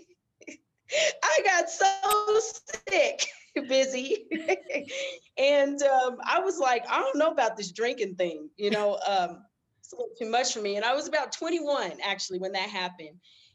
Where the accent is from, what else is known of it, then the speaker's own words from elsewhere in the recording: Denver, Colorado, United States; I'm from Denver, Colorado.